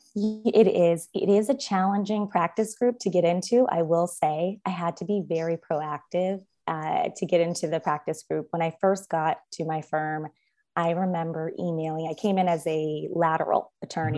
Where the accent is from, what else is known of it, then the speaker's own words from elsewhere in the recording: Los Angeles, California, United States; also born or lived in Stanford University / Harvard Law School; I was born and raised in Los Angeles.